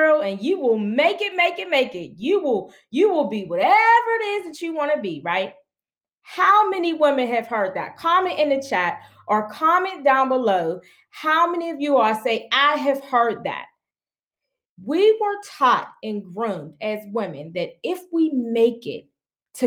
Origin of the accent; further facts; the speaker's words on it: Pittsburgh, Pennsylvania, United States; I'm from Pittsburgh, Pennsylvania. And I was born in one of the poorest communities in Pittsburgh, Pennsylvania, called Homewood Brushton. Being brought up in poverty